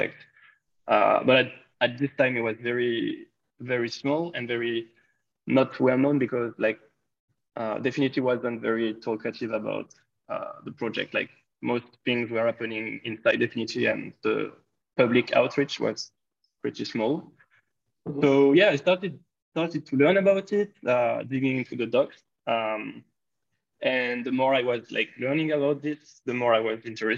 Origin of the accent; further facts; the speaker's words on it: France; I'm from France